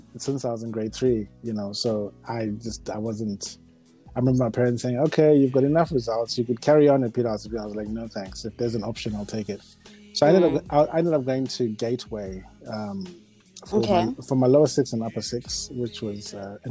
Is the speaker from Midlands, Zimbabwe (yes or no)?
no; Harare, Zimbabwe; also born or lived in Marondera / Guruve; I was born in Harare